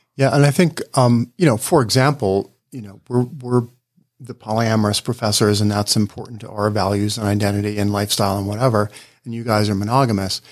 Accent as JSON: {"language": "English", "region": "Ohio", "country": "United States", "tie": "born or raised there", "said": "I grew up in Ohio, so there's a kind of Midwestern norm"}